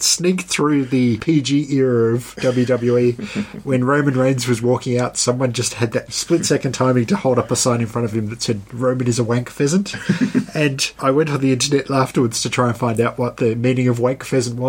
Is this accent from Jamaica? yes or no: no; Australia